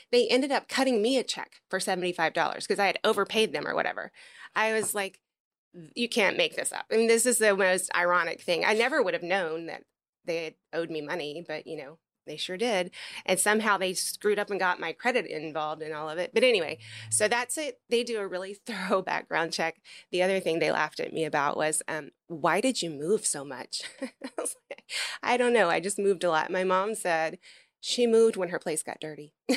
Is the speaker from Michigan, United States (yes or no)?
no; Memphis, Tennessee, United States; moved away; I'm from Memphis originally, Mm, Tennessee